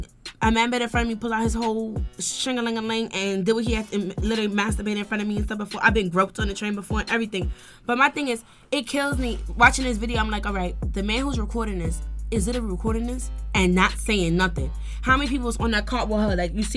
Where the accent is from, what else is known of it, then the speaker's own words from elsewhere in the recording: New York City, New York, United States; now in Bronx, United States; I'm Bronx mommy. I'm from Brooklyn, but I stays in the Bronx.